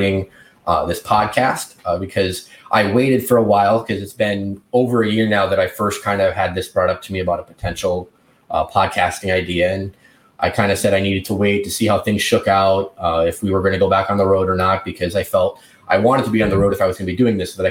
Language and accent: English; rural Wisconsin and rural Iowa, United States; also born or lived in Milwaukee, Wisconsin; now in Baltimore, United States; I grew up in rural Wisconsin and rural Iowa